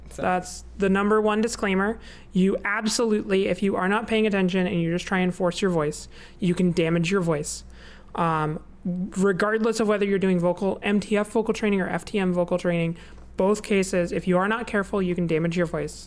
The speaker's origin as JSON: {"language": "English", "country": "United States", "said": "we're American"}